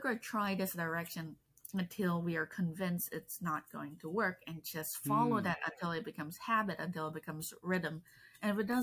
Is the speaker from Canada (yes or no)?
no; Malaysia; English is a second language; I grew up in Malaysia